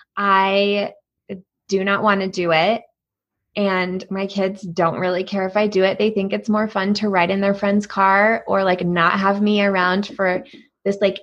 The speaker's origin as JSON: {"language": "English", "region": "East Coast", "country": "United States", "moved": "yes", "lives_now": "Colorado, United States", "said": "I'm from the East Coast"}